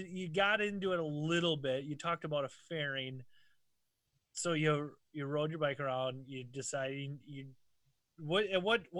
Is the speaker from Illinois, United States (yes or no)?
no; Minnesota, United States; I'm from Minnesota